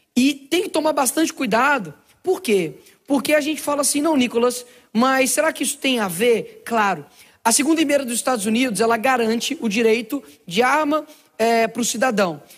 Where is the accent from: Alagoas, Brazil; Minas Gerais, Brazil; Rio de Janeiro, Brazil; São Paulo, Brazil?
Minas Gerais, Brazil; Belo Horizonte; Eu nasci numa favela lá em Belo Horizonte chamado Cabana do Pai Tomás.